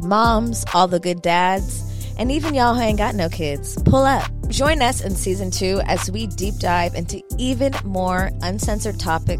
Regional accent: Hollywood, California, United States; I'm from Hollywood. I know all the theories.

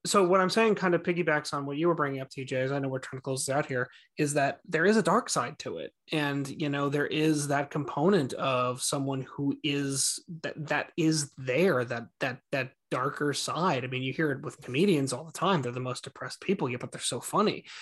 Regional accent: Franklin Lakes, New Jersey, United States; I grew up in Franklin Lakes, New Jersey

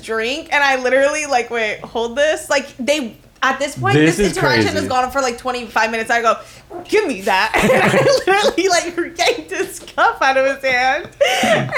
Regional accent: Miami, Florida, United States; I'm from Miami

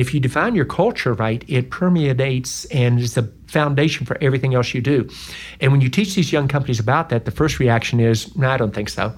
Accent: West Virginia, United States; moved away; also born or lived in North Carolina / Georgia / Indiana / Ohio; I'm from West Virginia

